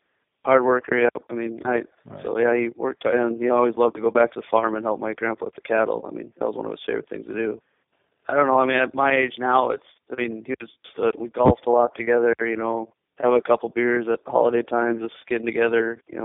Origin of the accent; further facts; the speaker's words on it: Minot, North Dakota, United States; Born and raised in Minot by my parents, Don and Mary Allard. My dad grew up in Epping, and I still go to his family farm where he grew up all the time.